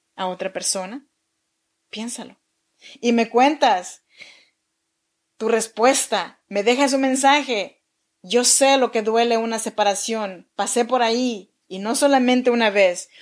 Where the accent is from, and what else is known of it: Chinantla region, Oaxaca, Mexico